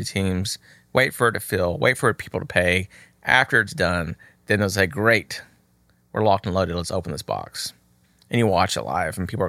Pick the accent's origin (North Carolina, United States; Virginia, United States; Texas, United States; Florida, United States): Texas, United States; I'm from Texas.